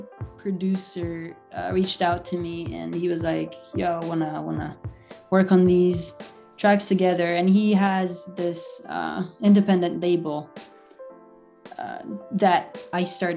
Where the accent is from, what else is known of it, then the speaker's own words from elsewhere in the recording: Italy; now in Halifax, Canada; I'm from Italy originally. I was born and raised there, and then I moved to Halifax, Canada in 2017.